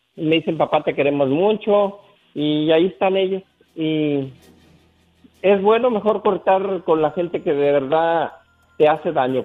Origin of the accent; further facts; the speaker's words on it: San Juan de los Lagos, Jalisco, Mexico; moved away; allá en mi pueblo, en San Juan de los Lagos